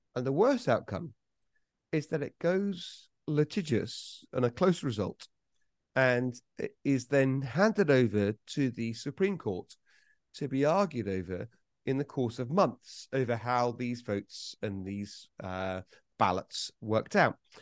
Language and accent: English; United Kingdom; I'm British